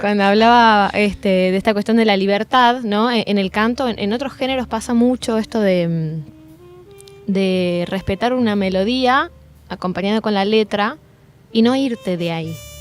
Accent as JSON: {"language": "Spanish", "region": "Tucumán", "country": "Argentina", "said": "Yo soy de Tucumán, para quienes no conocen, en el norte"}